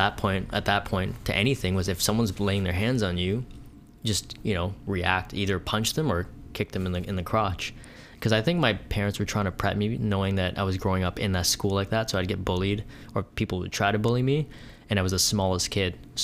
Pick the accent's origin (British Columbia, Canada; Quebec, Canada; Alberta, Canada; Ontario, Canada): Ontario, Canada; Thornhill; growing up in Thornhill, which is it's like 30, maybe 20 minutes north, central north of downtown Toronto